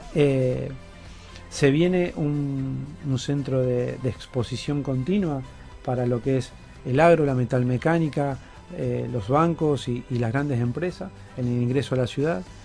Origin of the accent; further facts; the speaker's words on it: Funes, Santa Fe, Argentina; ser un NIC, un nacido y criado, eh, vengo de una familia de Funes